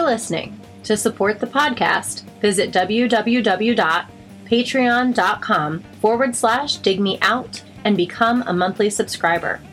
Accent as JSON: {"language": "English", "region": "Midwest", "country": "United States", "moved": "as an adult", "lives_now": "Austin, United States", "said": "being a Midwesterner who moved here three years ago"}